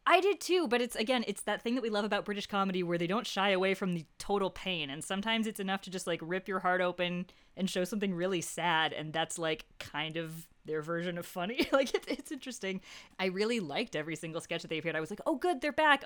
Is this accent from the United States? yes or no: yes; United States; as an American